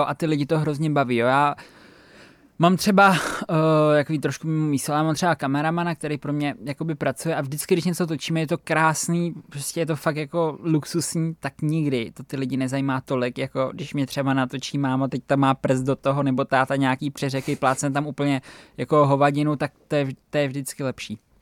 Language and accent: Czech; Czechia; u nás doma na Šumavě